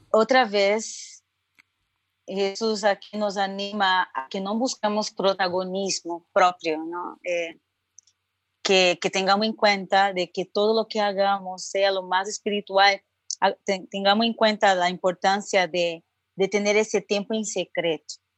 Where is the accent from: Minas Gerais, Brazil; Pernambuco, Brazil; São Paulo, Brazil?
São Paulo, Brazil; accent: Brazilian; Spanish is a second language; moved away as an adult; now in Santa Cruz, Bolivia; yo soy brasileña, tal vez por mi acento pueden reconocer